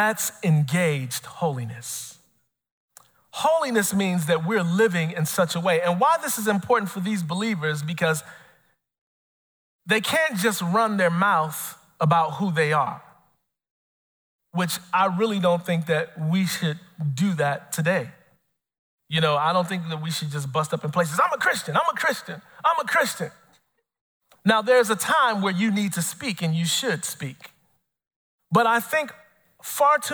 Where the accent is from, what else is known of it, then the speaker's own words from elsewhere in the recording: Chicago, Illinois, United States; I'm born and raised in Chicago